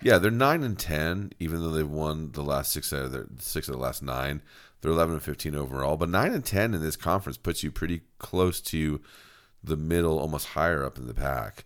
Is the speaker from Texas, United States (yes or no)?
no; Monmouth County, New Jersey, United States; I grew up in Monmouth County in New Jersey